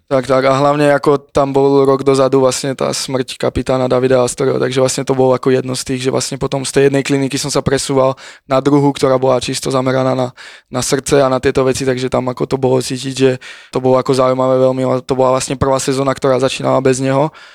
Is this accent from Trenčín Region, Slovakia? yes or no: yes; Kamenec pod Vtáčnikom, Trenčín Region, Slovakia; moved away as an adult; also born or lived in Prievidza / Žilina / Italy; now in Prague, Czech Republic; ja som bol vlastne do 10 rokov u nás na dedine, kamenec pod vtáčnikom pri Previdzi, vlastne malá dedinka